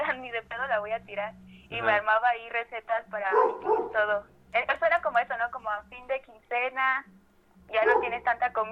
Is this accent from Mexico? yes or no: yes; Salamanca, Guanajuato, Mexico; de Guanajuato, específicamente de una pequeña ciudad llamada Salamanca.